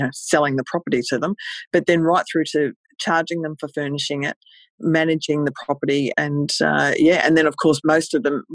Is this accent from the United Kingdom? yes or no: no; Australia; I'm from Australia, and I started in a place called Cairns, Queensland.